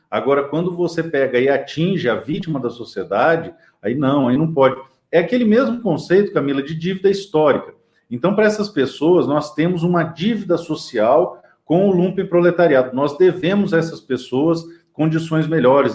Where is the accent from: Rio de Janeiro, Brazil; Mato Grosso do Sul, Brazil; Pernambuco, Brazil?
Mato Grosso do Sul, Brazil; Dourados; a cidade que eu nasci, é, Dourados, no Mato Grosso Sul